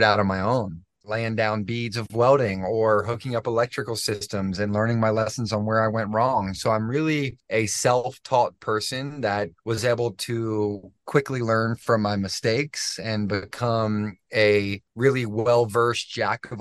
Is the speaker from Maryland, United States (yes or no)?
yes; Annapolis, Maryland, United States; moved away as an adult; now in Colorado, United States; Grew up in Annapolis for a long time. That's where all my family's at. Man, I spent 28 years in Maryland and never, ever left